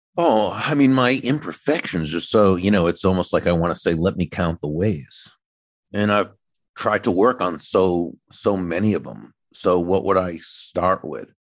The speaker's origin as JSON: {"language": "English", "region": "New England", "country": "United States", "tie": "born or raised there", "moved": "yes", "lives_now": "Florida, United States", "said": "I grew up in New England, even though I live in Florida now."}